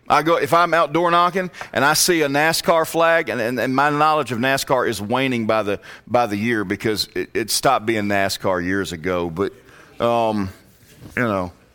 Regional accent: Virginia, United States; moved away as an adult; also born or lived in Alabama; I, I was born and raised in Virginia

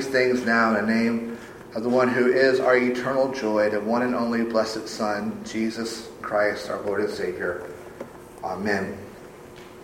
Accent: South Carolina, United States; moved away as an adult; also born or lived in Georgia; in South Carolina, which is my home state, my native state

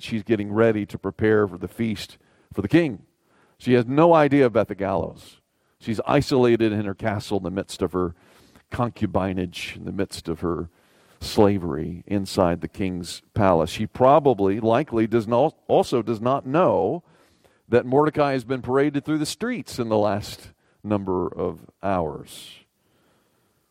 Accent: the South, Southern United States, United States; As a Southerner

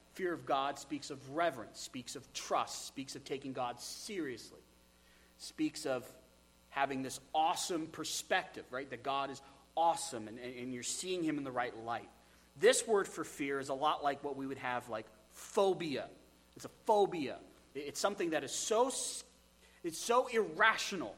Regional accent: United States; we're American

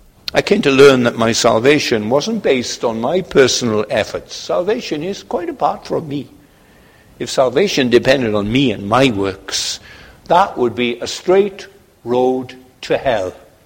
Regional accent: Poland; I'm from Poland.

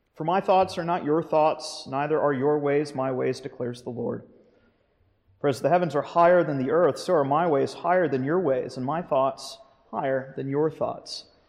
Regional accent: Florida, United States; moved away; I grew up in Florida

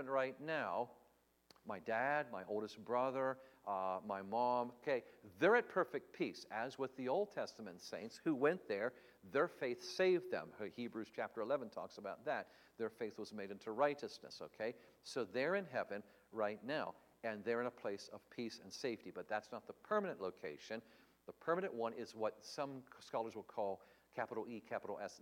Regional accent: Tennessee, United States; I come from Tennessee

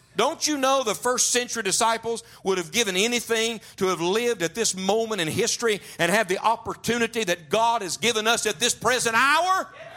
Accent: West Virginia, United States; I grew up in West Virginia.

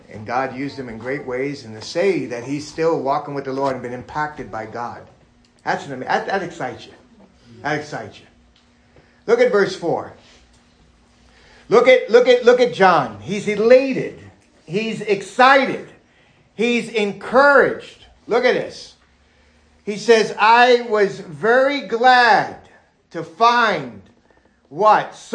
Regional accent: New York City, New York, United States; also born or lived in Florida, United States; And growing up in New York City and Florida and different places I grew up

